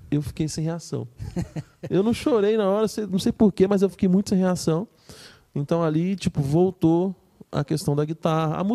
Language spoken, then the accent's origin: Portuguese; Serra, Espírito Santo, Brazil; cresci aqui no Espírito Santo, né? Sempre morei na Serra e a cidade é movimentada tal.